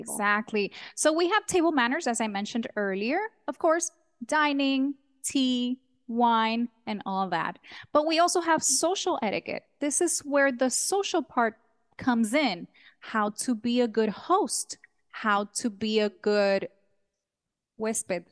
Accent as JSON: {"language": "English", "country": "Dominican Republic", "tie": "born or raised there", "also_born_or_lived": "New York", "said": "I was born in New York. This, this child came from the Big Apple, but Dominican parents, a hundred percent Dominican. So when I was a child, we all moved to Dom, the Dominican Republic. I grew up there, went to school, did high school, college."}